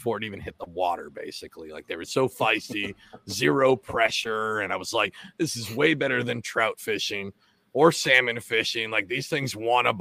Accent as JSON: {"language": "English", "region": "Washington", "country": "United States", "tie": "born or raised there", "also_born_or_lived": "New Jersey / Virginia", "moved": "yes", "said": "I'm originally from Washington State, so uh-huh. I grew up trout fishing"}